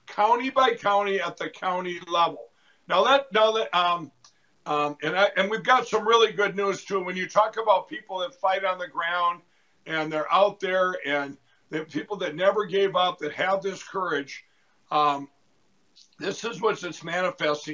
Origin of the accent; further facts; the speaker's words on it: Minnesota, United States; my home state of Minnesota